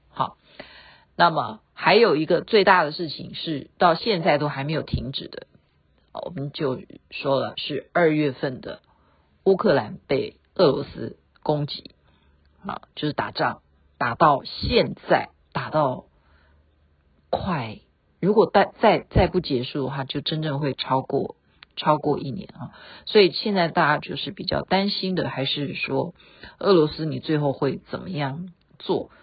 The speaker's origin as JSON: {"language": "Chinese", "country": "Taiwan", "said": "国外的华侨比台湾人还关心我们台湾人的安危"}